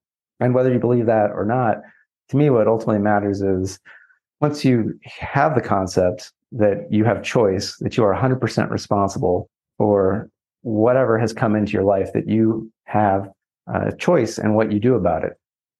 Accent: California, United States; So I grew up in Southern California, and I believe there, for whatever reason, most people can tell I'm from Southern California because I drive with purpose

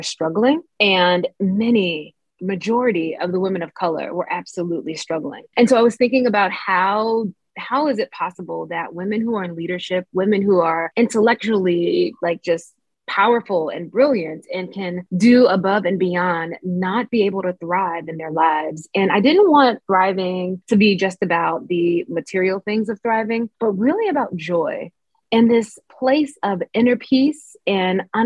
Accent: Mississippi, United States; I grew up in the Black Baptist Church in Mississippi

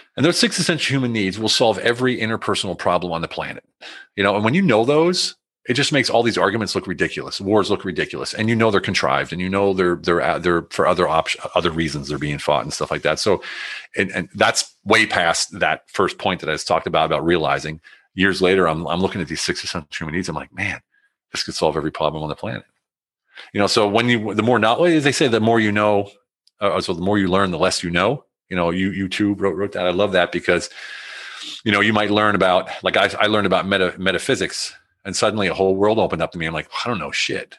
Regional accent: United States; moved away; also born or lived in Germany; I'm in Germany, they're against the war, but I'm American

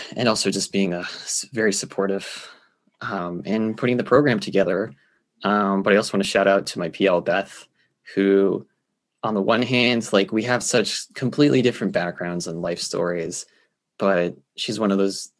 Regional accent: Geneva, Switzerland; moved away as an adult; now in United States; I am a Swiss American born in Geneva, Switzerland

